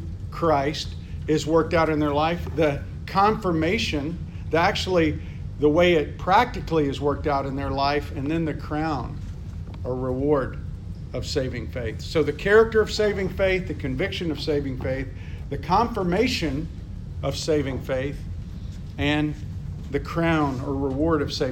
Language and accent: English; United States; I'm from America